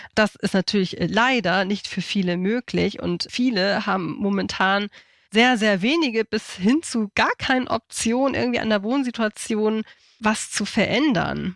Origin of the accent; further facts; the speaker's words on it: Hamburg, Germany; moved away as an adult; now in Schleswig-Holstein, Germany; ich komme aus Hamburg.